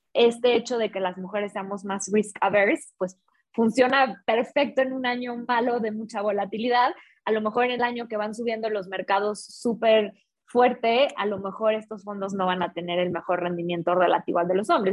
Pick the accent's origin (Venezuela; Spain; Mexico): Mexico; Guadalajara, Jalisco; now in Mexico City, Mexico; soy mexicana, soy de Guadalajara, ya llevo un tiempo viviendo acá en Ciudad de México